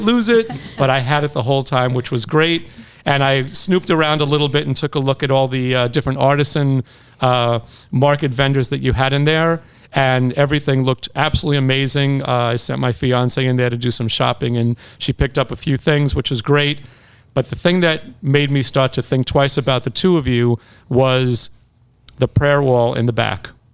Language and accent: English; New York, United States; moved away; also born or lived in Long Island; I'm from New York